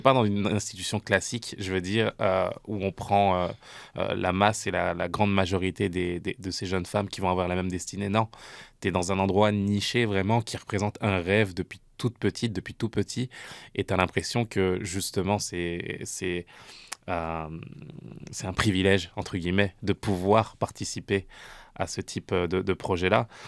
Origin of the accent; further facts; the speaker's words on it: France; now in Canada; j'ai grandi en France, je suis arrivé ici au, Canada